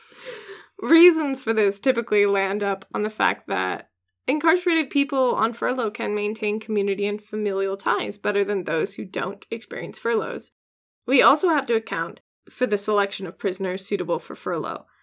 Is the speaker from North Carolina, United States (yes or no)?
no; Washington, United States; my home state in Washington